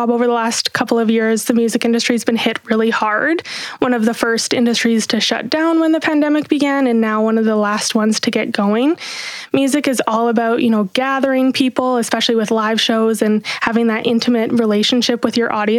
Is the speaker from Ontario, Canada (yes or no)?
no; Jasper, Alberta, Canada; moved away as an adult; now in Kelowna, Canada; I actually grew up in a small town called Jasper, Alberta. It's a national park just kind of on the border of BC and Alberta in the beautiful Rocky Mountains. And I moved here for school in 2013.